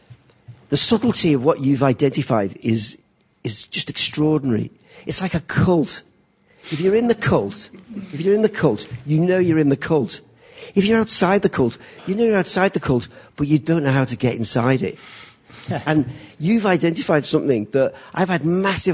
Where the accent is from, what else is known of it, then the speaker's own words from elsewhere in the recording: Liverpool, North West England, United Kingdom; accent: Scouse; moved away as an adult; also born or lived in London; I come from Liverpool. I grew up in a working-class council estate